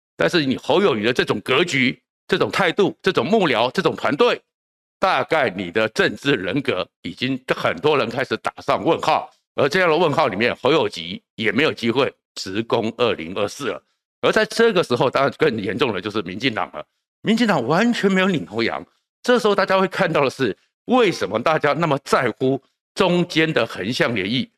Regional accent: Taiwan; 我们台湾人民

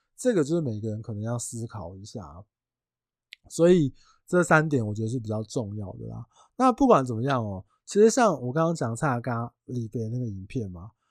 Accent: Tainan, Taiwan; 因为我是台南人

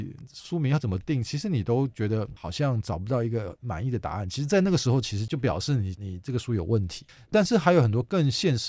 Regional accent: Hsinchu, Taiwan; 因为我是新竹人，我现在新竹做了一个图书业务的工作，做了半年。

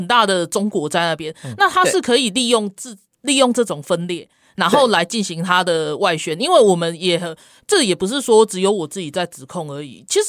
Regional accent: Taiwan; 那我们台湾人，我们想的是什么？对啊，那我们为什么要让他们有时间在，或者是有机会再分化我们的台湾社会？

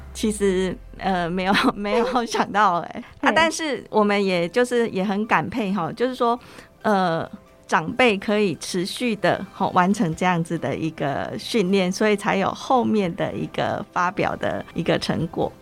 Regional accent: Chiayi, Chiayi City, Taiwan; 他也是我们嘉义人

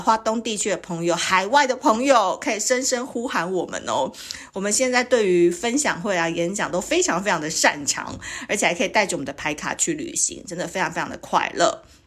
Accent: Kaohsiung, Taiwan; also born or lived in Tainan; 高雄是我成长的故乡啦，台南是我的出生地

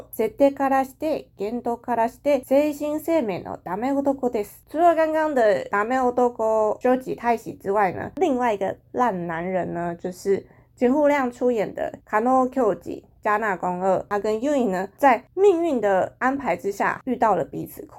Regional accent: Taiwan; 我觉得日本人他们的形容有一些东西真的是看得很细节，就是那个角度视野，可能我们台湾人是不会注意到。

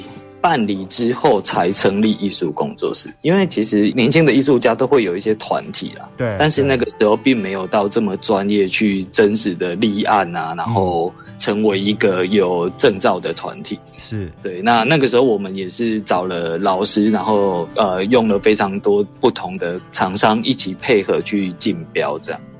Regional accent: Tainan, Taiwan; 我们自己就是台南人

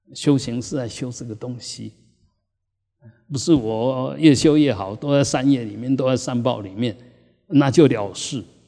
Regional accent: Taiwan; 我们台湾人

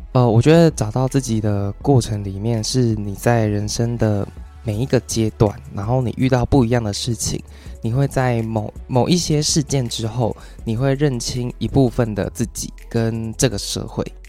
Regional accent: Taiwan; 我很热衷于让大家知道我是台湾人

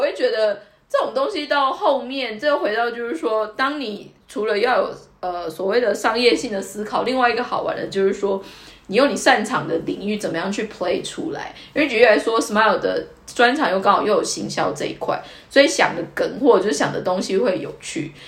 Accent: Taiwan; 我是台湾人

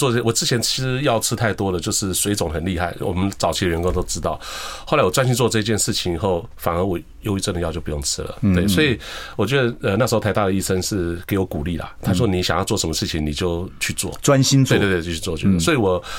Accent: Taiwan; 我们台湾的，那我是台湾的一份子嘛，对不对？

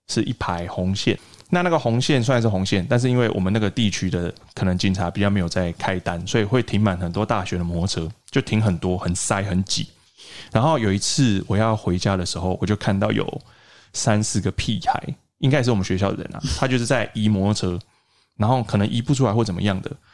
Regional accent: Tainan, Taiwan; 我其实从小一直到高中，我都是在台南成长

